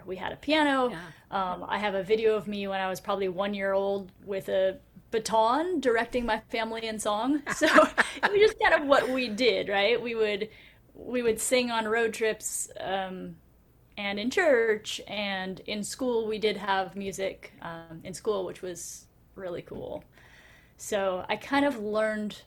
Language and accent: English; Cupertino, California, United States; now in San Diego, United States; I grew up south of San Francisco in a small town called Cupertino, which you might have heard of because that's the home of Apple Computer